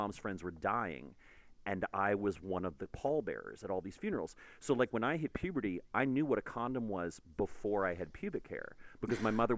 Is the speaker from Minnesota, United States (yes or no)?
no; Houston, Texas, United States; I grew up in Houston